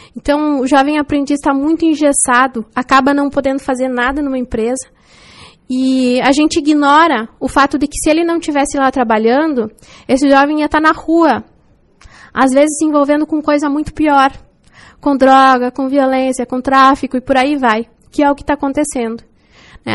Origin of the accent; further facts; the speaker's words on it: União do Oeste, Santa Catarina, Brazil; moved away as an adult; also born or lived in Quilombo / Pelotas; now in Chapecó, Brazil; Então eu só nasci em Quilombo mas é, passei a maior parte da minha infância e juventude em União do Oeste. Hoje vivo em Chapecó